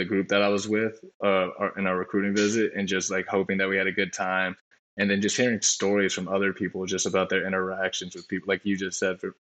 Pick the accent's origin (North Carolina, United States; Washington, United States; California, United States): California, United States; Southern Orange County; also born or lived in Los Angeles / South Bend, Indiana; I'm from Southern Orange County